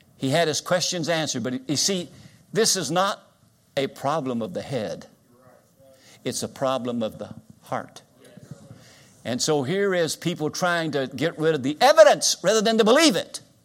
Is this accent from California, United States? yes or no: no; Winchester, Kentucky, United States; moved away as an adult; also born or lived in South Carolina; now in Florida, United States; I grew up in Winchester, Kentucky. I was born here, graduated from Winchester High School.